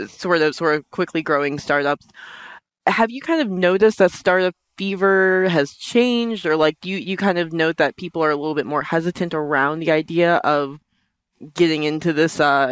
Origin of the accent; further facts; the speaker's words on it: New York City, New York, United States; I'm from Brooklyn